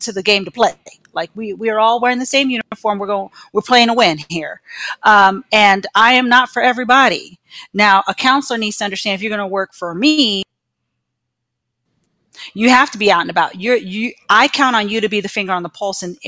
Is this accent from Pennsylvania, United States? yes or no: no; Arlington, Virginia, United States; moved away as an adult; now in Gainesville, United States; So I am originally from Arlington, Virginia